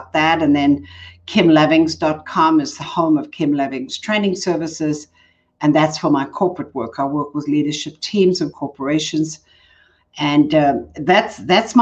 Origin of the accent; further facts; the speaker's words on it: Johannesburg, Gauteng, South Africa; accent: South African; moved away as an adult; also born or lived in California; now in Colorado Springs, United States; I was born in Johannesburg. I come from South Africa. That's my accent.